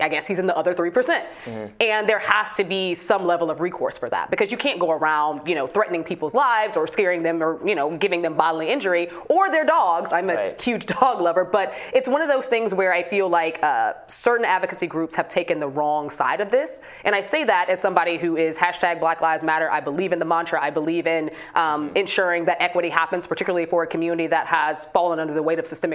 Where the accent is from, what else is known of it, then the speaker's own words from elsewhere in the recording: Chicago, Illinois, United States; in my hometown of Chicago